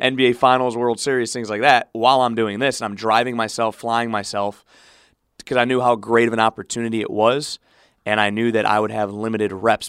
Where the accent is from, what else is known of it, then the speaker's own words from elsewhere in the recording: Cleveland, Ohio, United States; moved away; C B S in Cleveland to cover my hometown teams